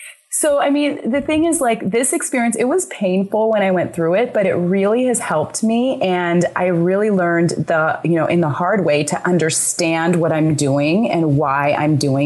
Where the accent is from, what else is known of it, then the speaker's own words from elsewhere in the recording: Sacramento, California, United States; moved away; also born or lived in Arizona; especially in places where I grew up in Sacramento, and I also grew up in Arizona.